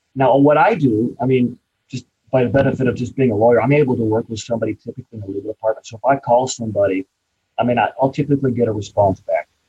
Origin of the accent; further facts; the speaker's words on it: Champaign, Illinois, United States; my hometown of Champaign